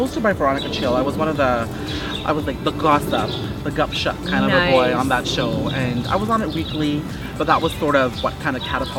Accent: Brampton, Ontario, Canada; also born or lived in North York, Ontario; I was born in North York and then raised in Brampton.

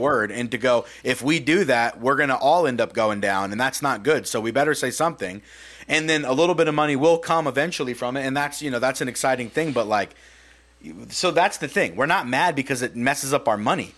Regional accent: United States; we grew up in America

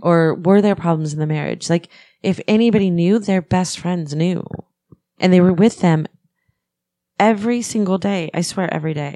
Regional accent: Pennsylvania, United States; I'm from Pennsylvania

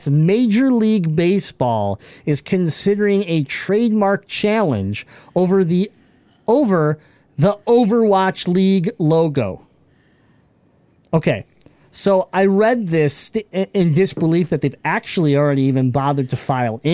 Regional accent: Michigan, United States; we're from Michigan.

